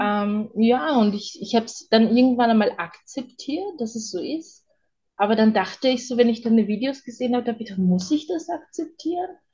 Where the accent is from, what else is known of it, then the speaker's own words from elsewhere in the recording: Vienna, Austria; ich bin ja aus Wien und bei uns ist es das so